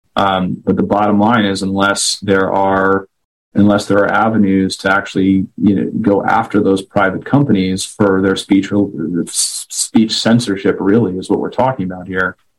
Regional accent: White Plains, New York, United States; moved away; I'm born and raised in White Plains, New York

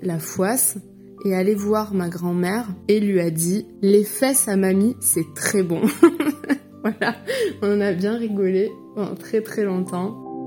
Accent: Aveyron, Occitania, France; moved away as an adult; now in Germany; je viens de d'Aveyron.

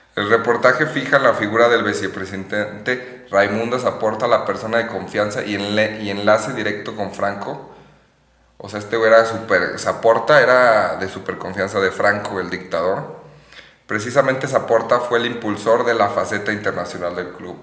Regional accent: Mexico; como mexicanos

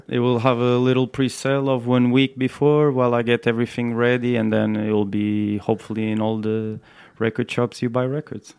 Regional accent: Portugal; moved away as an adult; also born or lived in Brazil; now in United Kingdom; I come from Portugal as well

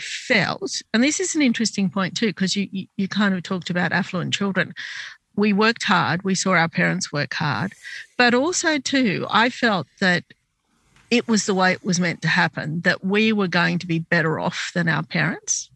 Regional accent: Sydney, New South Wales, Australia; I was born in Sydney, but my parents came from Lebanon to this country

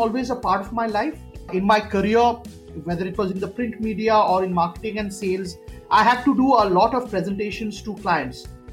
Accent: Kolkata, West Bengal, India; moved away; I'm from Calcutta. I've grown up in a house where my father and mother were very ardent storytellers

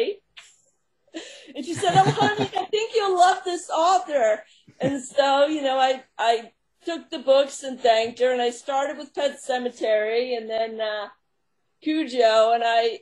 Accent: Long Island, New York, United States; now in Long Island, United States; I was raised on Long Island and moved to New York City in my 20s

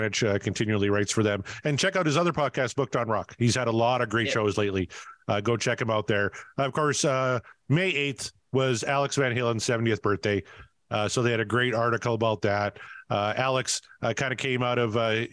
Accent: Canada; I'm Canadian

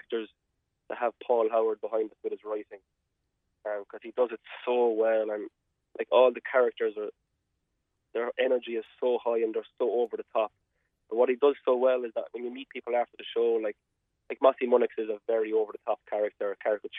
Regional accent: Rathcormac, Munster, Ireland; I'm from Rathcormac in County Cork

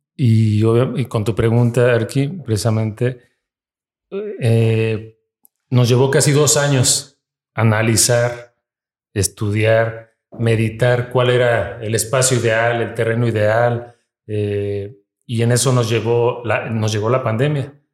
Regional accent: Mexico; somos mexicanos los que estamos aquí

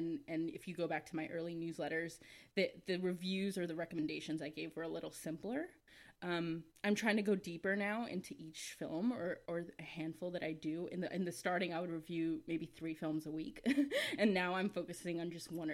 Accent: United States; as someone who was born here, I often feel like, this is cliche, so I'm sorry, but I often feel like I'm not American enough

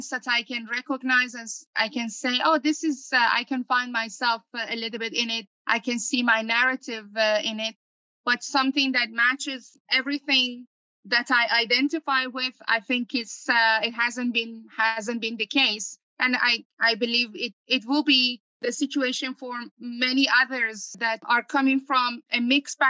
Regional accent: Iran; moved away as an adult; now in Netherlands; I'm originally from Iran, born and raised there. And for the past 17 years, I've been living in the Netherlands

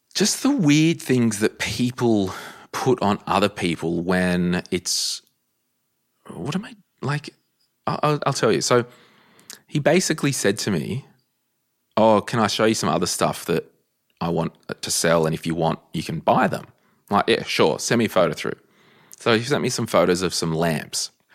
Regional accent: Central Coast, New South Wales, Australia; moved away; I'm from the Central Coast originally

